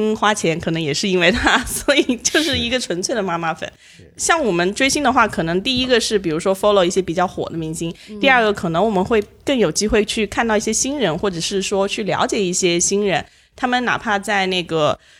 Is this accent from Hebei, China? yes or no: no; Changsha, Hunan, China; moved away as an adult; now in Hangzhou, China; 土生土长的长沙人。